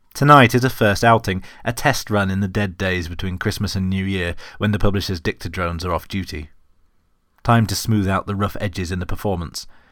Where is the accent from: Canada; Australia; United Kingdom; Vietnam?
United Kingdom; as a British person